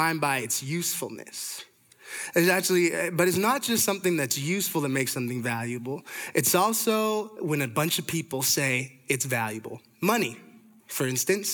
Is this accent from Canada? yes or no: yes; Toronto, Ontario, Canada; I'm from Canada, from Toronto